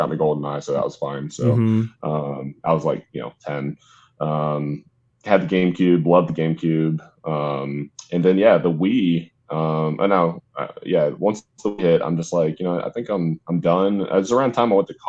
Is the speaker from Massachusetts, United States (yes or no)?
no; Atlanta, Georgia, United States; I've pretty much my whole life been in, Atlanta, Georgia